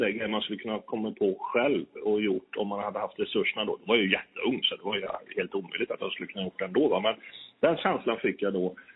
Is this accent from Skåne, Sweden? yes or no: no; Kil, Värmland, Sweden; Jag är från Kil i Värmland